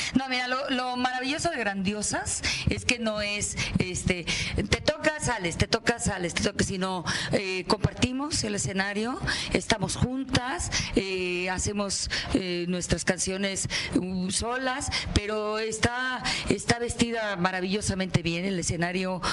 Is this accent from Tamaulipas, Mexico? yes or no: no; Nuevo León, Mexico; del estado donde yo nací, que es Nuevo León